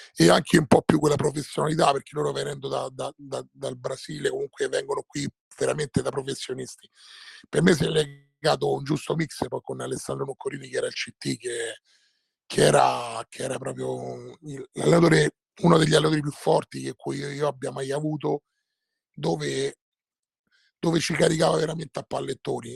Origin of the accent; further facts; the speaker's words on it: Rome, Lazio, Italy; essendo romano, romanista